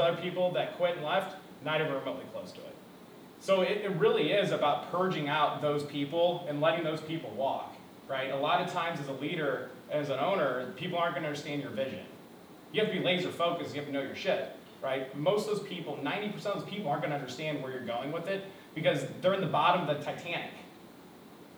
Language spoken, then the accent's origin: English; South County, Missouri, United States; I grew up in South County, dirt poor, right? I went to Melville High School